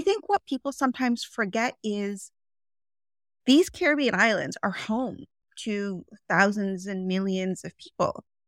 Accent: Toronto, Ontario, Canada; I live in Toronto, Ontario, Canada. I was born and raised here in Canada, and I've lived most of my life in Toronto

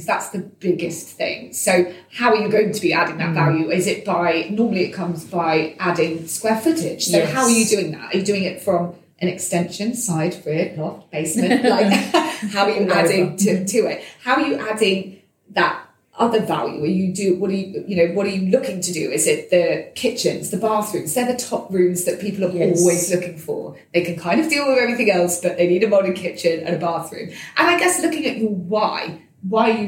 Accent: Devon, South West England, United Kingdom; moved away; my hometown in Devon

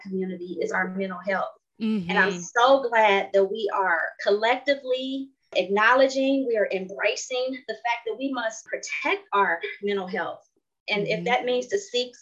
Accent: Cleveland, Ohio, United States; moved away as an adult; now in Arizona, United States; I was born and raised in Cleveland, Ohio

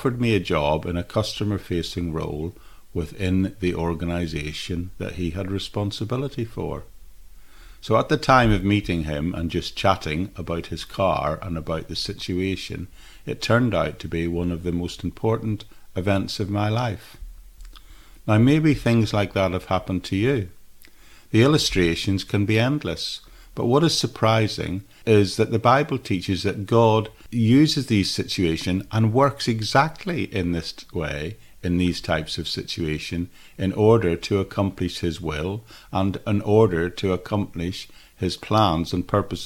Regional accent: Northern Ireland, United Kingdom; as a 17-year-old teenager growing up in Northern Ireland in the 1970s

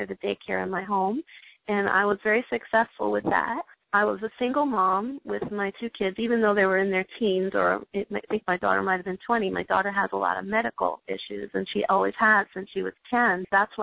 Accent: New York, United States; moved away; I'm originally from New York

